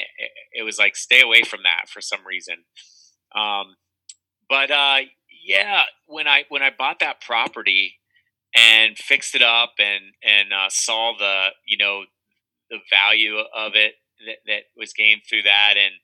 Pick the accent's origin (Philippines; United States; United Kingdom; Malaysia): United States; Carlisle, Pennsylvania; Born and raised in Carlisle, Cumberland County, Central PA.